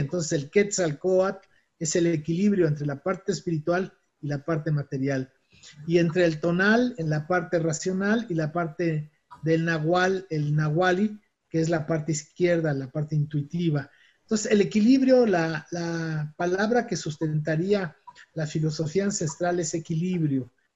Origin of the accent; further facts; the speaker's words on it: Mexico; mi país